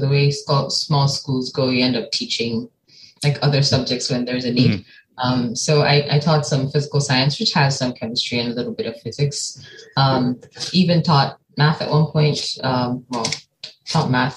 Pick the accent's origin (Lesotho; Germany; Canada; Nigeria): Nigeria; moved away as an adult; also born or lived in United States; now in East Lansing, United States; I'm from Nigeria. I've been living in Nigeria most of my life